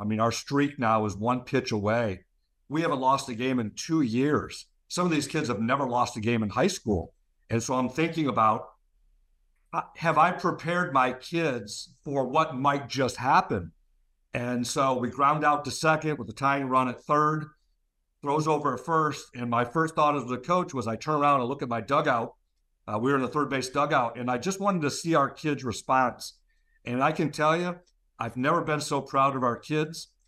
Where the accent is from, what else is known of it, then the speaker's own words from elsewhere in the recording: Monroe, Michigan, United States; I'm back in my hometown here at Monroe